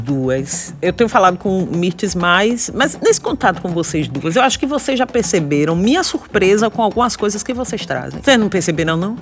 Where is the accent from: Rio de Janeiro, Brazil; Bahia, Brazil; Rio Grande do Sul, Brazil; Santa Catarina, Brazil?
Bahia, Brazil; Salvador; moved away; also born or lived in São Paulo; sou de Salvador, é Nordeste.